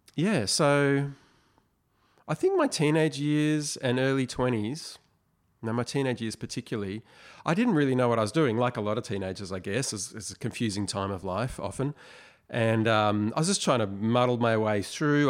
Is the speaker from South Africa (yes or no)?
no; Sydney, New South Wales, Australia; moved away as an adult; now in Melbourne, Australia; I was born in Sydney, but we moved to Melbourne. We moved back to Sydney. Now I'm back in Melbourne.